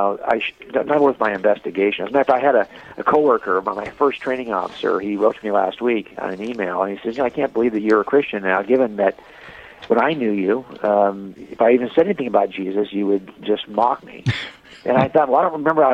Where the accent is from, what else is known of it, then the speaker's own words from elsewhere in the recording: Los Angeles County, Southern California, United States; I was raised in Southern California here in Los Angeles County